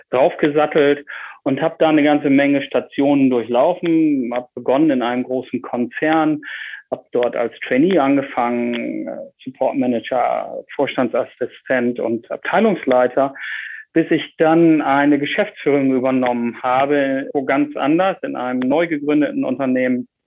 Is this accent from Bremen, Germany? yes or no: yes; Bremen, Germany; Man kann es meinem Dialekt äh, leicht äh, anhören, wo ich herkomme. Ich bin äh, aus Norddeutschland, genau genommen in Bremen groß geworden und habe dort meine Schulzeit verbracht und dort auch studiert.